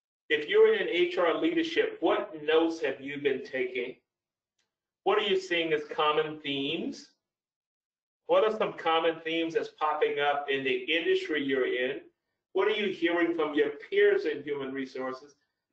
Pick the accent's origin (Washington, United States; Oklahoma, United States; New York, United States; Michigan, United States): Oklahoma, United States; But maybe I could move back to my hometown in Oklahoma in the middle of the US and work from there